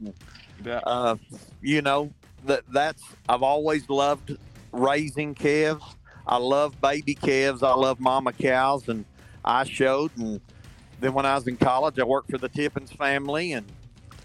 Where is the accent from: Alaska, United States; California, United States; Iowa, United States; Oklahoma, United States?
Oklahoma, United States; Hobart; I was raised in Hobart, Oklahoma